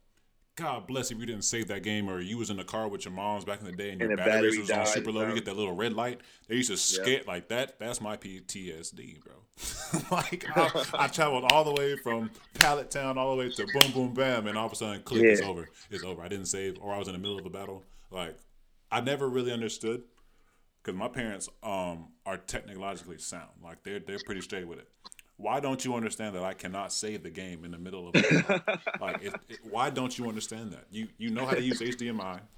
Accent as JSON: {"language": "English", "town": "Columbia", "region": "South Carolina", "country": "United States", "said": "I'm from Columbia"}